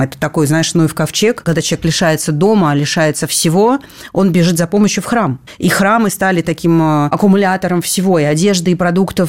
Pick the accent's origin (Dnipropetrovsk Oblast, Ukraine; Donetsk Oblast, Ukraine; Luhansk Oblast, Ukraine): Donetsk Oblast, Ukraine; Makiivka; now in Moscow, Russia; я родом из Донбасса, я родилась в Донецке, выросла в Макеевке